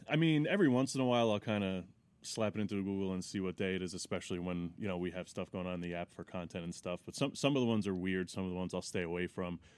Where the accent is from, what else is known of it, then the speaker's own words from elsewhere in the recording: Monroe, New York, United States; also born or lived in Teaneck, New Jersey; I grew up in, uh, Monroe, New York